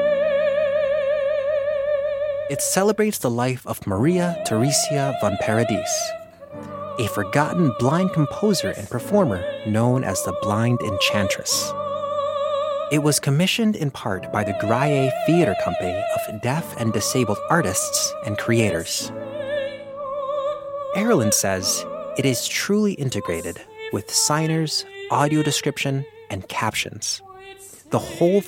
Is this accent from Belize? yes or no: yes; Belize; I hail from Belize